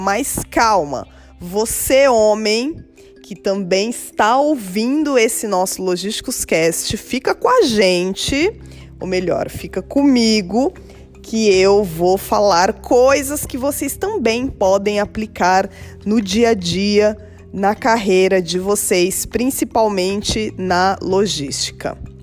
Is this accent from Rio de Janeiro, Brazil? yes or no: no; São Paulo, Brazil; Eu nasci num bairro periférico da cidade de São Paulo